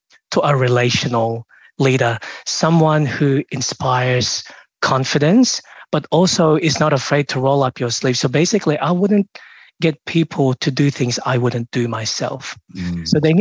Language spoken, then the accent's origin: English; Melbourne, Victoria, Australia; also born or lived in Philippines; now in Sydney, Australia; I'm from Melbourne, I'm in Sydney now